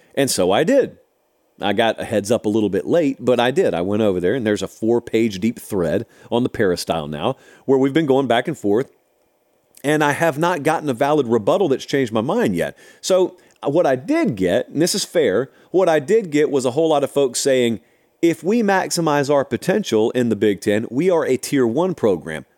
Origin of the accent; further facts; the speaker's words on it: the South, United States; I grew up in the South